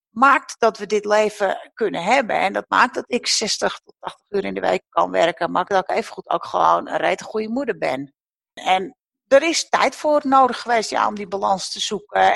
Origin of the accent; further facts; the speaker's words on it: the mainland opposite Texel, North Holland, Netherlands; aan de vaste wal een winkel mocht komen op de plek waar ik, eh, nou ja, de buurt waar ik ben opgegroeid